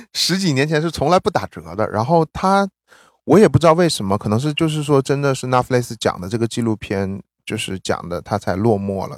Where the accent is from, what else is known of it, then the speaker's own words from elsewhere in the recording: Northeast China, China; moved away as an adult; now in New York, United States; 我们两个都是属于那种，就是移民美国了以后，然后就是我们都是出生在东北的